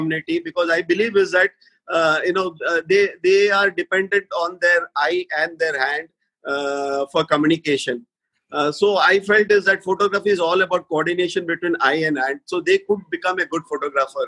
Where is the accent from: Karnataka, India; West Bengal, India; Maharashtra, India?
Maharashtra, India; Mumbai; I'm basically from born and brought up in Bombay